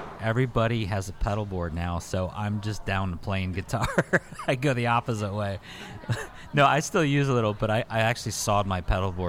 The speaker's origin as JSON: {"language": "English", "town": "Cincinnati", "region": "Ohio", "country": "United States", "tie": "born or raised there", "moved": "yes", "lives_now": "Minneapolis, United States", "said": "I grew up in Cincinnati, Ohio"}